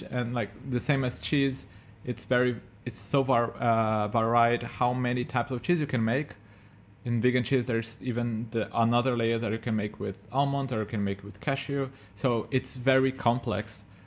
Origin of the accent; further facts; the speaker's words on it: Brazil; moved away; I'm from Brazil, we have cashew there